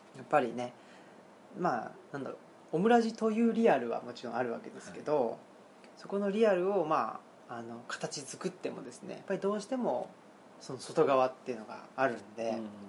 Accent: Saitama, Japan; moved away as an adult; also born or lived in Tokyo / Kansai; 埼玉で生まれ育ってですね

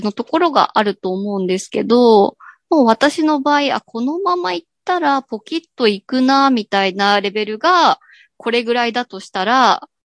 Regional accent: Gunma, Japan; born or raised there

